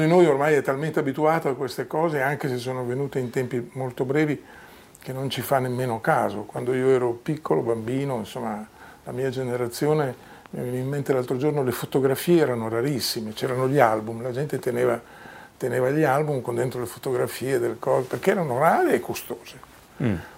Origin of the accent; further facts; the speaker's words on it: Emilia-Romagna, Italy; moved away; Io sono emiliano di origine